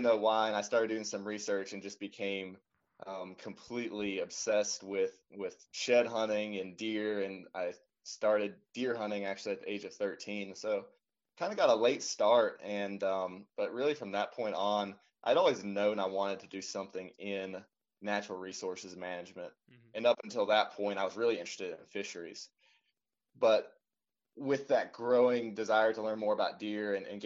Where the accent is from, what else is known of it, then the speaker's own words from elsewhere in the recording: western North Carolina, United States; now in Indiana, United States; I'm originally from North Carolina, and I grew up there on the western side of the state, kind of in the mountains